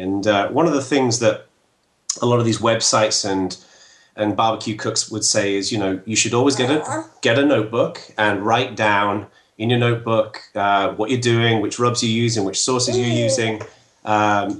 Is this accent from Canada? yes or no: no; England, United Kingdom; moved away as an adult; now in United States; I'm English. And I moved over to the U.S. Just under 5 years ago.